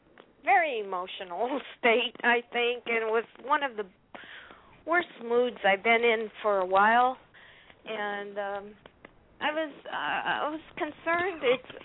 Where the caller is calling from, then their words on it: California, United States; I'm from California.